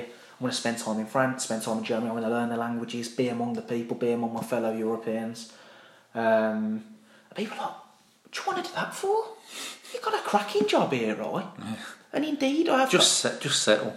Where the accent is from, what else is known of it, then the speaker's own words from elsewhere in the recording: Birmingham, West Midlands, United Kingdom; I'm a proud Brummie